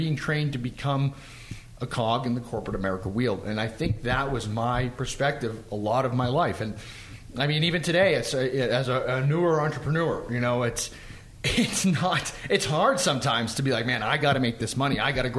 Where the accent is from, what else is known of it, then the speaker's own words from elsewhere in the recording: Boston, Massachusetts, United States; growing up in Boston, growing up in the East Coast, it's almost a trained methodology.